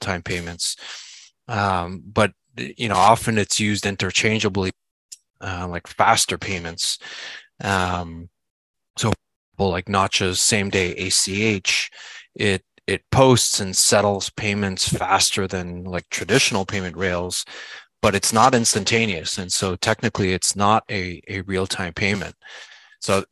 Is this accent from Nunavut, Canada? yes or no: no; Montreal, Quebec, Canada; moved away as an adult; now in Charlotte, United States; I live in Charlotte, North Carolina, but I'm originally from Montreal, Canada. But we've been here for just about 20 years.